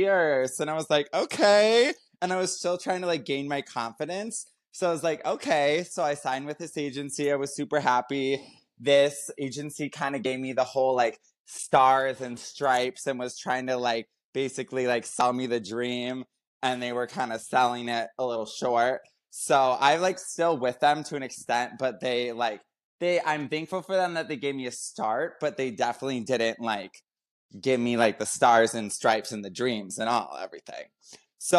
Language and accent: English; Minnesota, United States; now in Los Angeles, United States; I grew up in Minnesota.